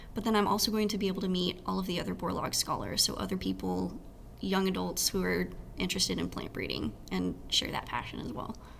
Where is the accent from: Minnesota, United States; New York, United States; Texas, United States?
Texas, United States; moved away as an adult; now in Ames, United States; growing up in Texas